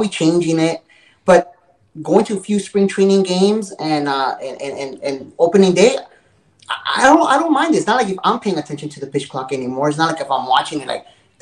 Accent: Los Angeles, California, United States; moved away as an adult; now in Arizona, United States; I was originally from Hollywood. Then moved out here to Arizona 20 years ago

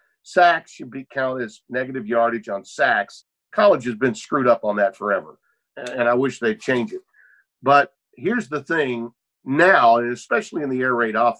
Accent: Shreveport, Louisiana, United States; The Independence Bowl in my hometown.

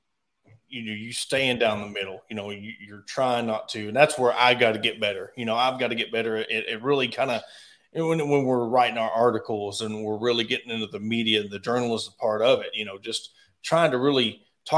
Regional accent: Ozark, Arkansas, United States; I was born and raised in Ozark, Arkansas

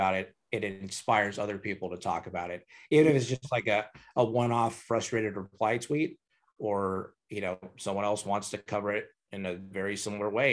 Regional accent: Hayward, California, United States; I grew up in Hayward, which is not very far from Oakland

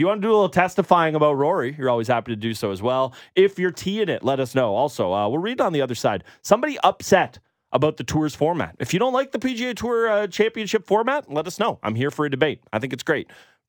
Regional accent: Canada; We're also Canadian patriots, mm-hmm. and our beloved Canadian men have just started their game against France.

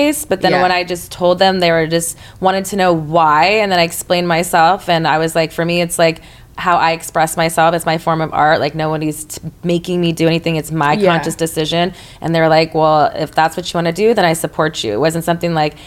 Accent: Texas, United States; moved away; In my town, I'm from Texas

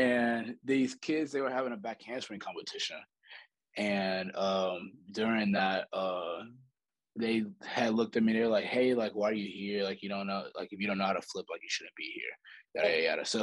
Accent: St. Louis, Missouri, United States; moved away as an adult; now in Alabama, United States; Born and raised in St. Louis, Missouri.

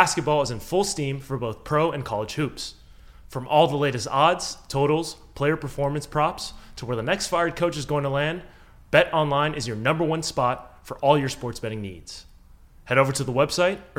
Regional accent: Los Angeles, California, United States; Julio and I are from LA. I'm from the Valley

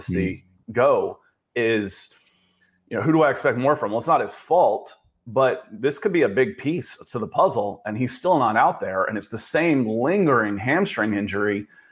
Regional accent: the South, United States; moved away; also born or lived in Manhattan, New York; I'm from the South

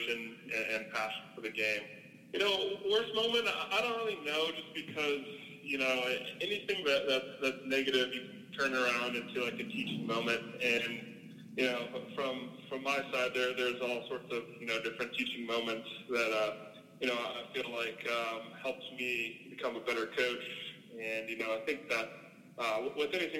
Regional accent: St. Louis, Missouri, United States; moved away; growing up in St. Louis, as everybody knows, St. Louis is a very big baseball city.

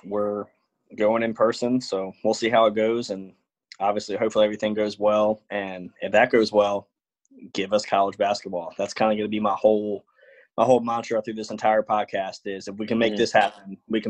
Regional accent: Richmond, Virginia, United States; Growing up in Richmond

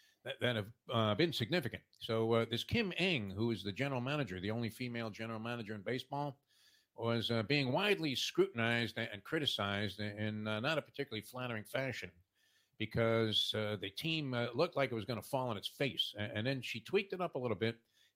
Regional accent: New York, United States; moved away; I grew up in New York

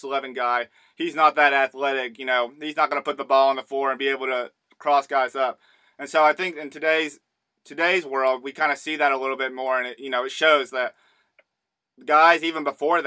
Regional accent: Southeast, United States; I'm from the Southeast, so we don't get a ton of snow down here

